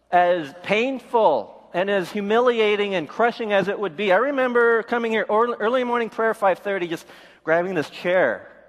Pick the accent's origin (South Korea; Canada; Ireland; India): South Korea; born there; I was born in Korea, but I was adopted.